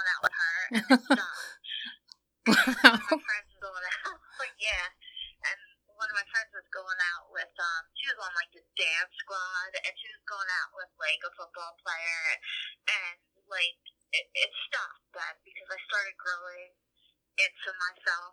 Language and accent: English; New Jersey, United States; born or raised there